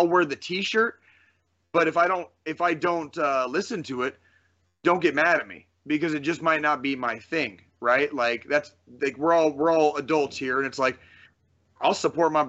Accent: Kansas City, Missouri, United States; because of where I grew up, here, because my family was from here in Kansas City

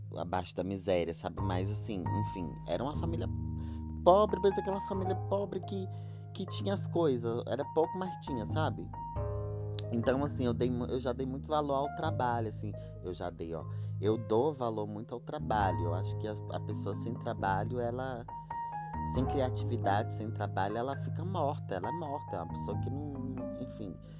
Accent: Luziânia, Goiás, Brazil; accent: mixed Mineiro and Goiano; moved away; also born or lived in Brasília; eu lembro que eu morava numa cidade chamada Lusiânia, lá pertinho de Brasília, gente. Porque eu sou de Brasília, né? Por isso que eu tenho sotaque meio mineiro, misturado com goiano

